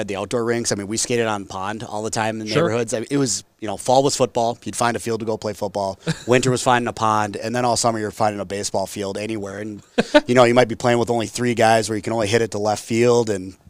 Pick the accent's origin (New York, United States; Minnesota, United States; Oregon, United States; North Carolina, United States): Minnesota, United States; Delano; I grew up in Delano, blue-collar town, small town.